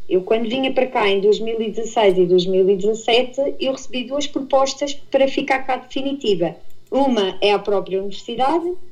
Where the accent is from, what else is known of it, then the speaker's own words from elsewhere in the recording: Portugal; moved away as an adult; sou de Portugal